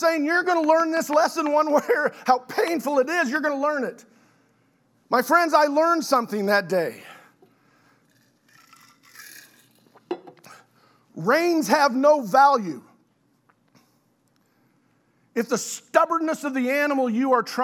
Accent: Oklahoma City, Oklahoma, United States; I had the privilege of growing up in South Oklahoma City, so I'm a city kid

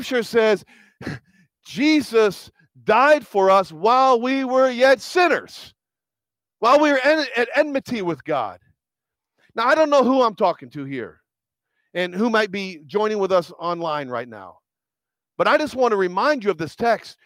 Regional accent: United States; I'm American.

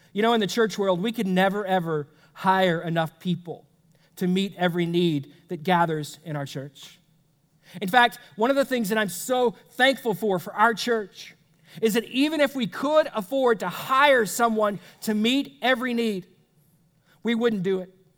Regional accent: United States; as an American

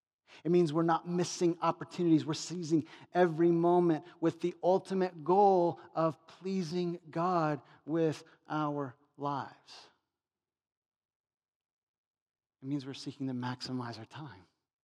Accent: United States; Because we're American materialists wrapped up in our money.

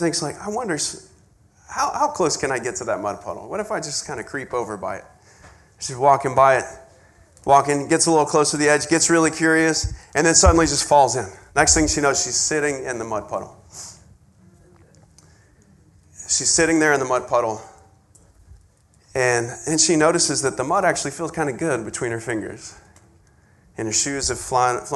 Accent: West Texas, United States; moved away; I grew up way out in West Texas

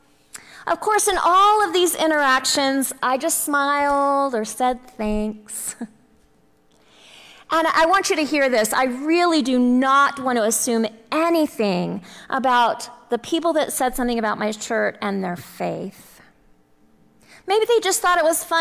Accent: Texas, United States; I'm from Texas

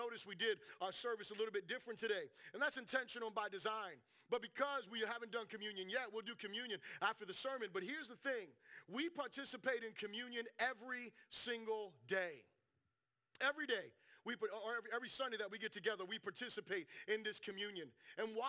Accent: South Florida, United States; I'm from South Florida.

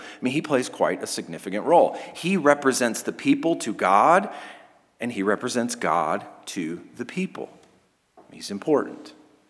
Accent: United States

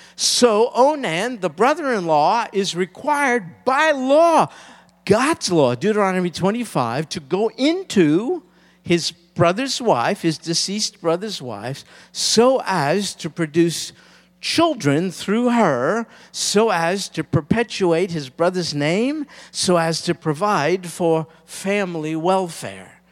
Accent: United States; particularly as American Christians.

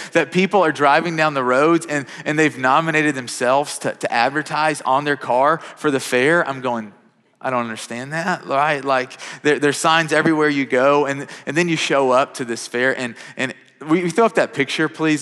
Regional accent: Kentucky, United States; now in Mount Juliet, United States; growing up, I'm from Kentucky.

